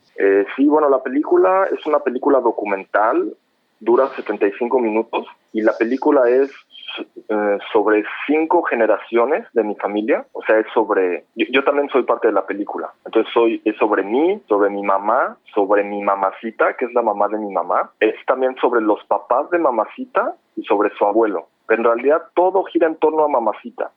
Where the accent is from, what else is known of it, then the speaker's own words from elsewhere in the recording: Mexico City, Mexico; moved away as an adult; also born or lived in Prague, Czech Republic; now in Düsseldorf, Germany; yo soy de la Ciudad de México